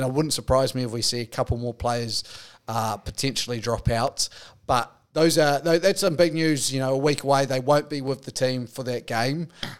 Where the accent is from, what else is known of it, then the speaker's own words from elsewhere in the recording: New Zealand; I've got them lined up as a New Zealander.